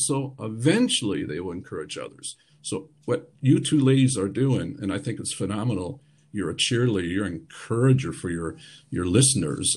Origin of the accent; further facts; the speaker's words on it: Michigan, United States; now in Germany; I'm from Michigan